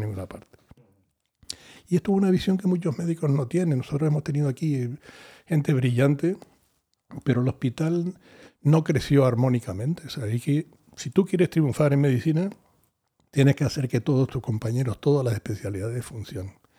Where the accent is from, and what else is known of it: Canary Islands, Spain